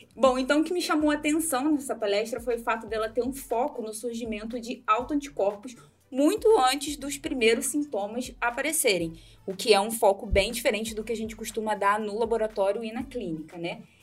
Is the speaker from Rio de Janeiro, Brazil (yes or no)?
yes; Rio de Janeiro, Brazil; moved away as an adult; now in Londrina, Brazil; eu sou carioca e uma carioca que fugiu do Rio de Janeiro para morar no Paraná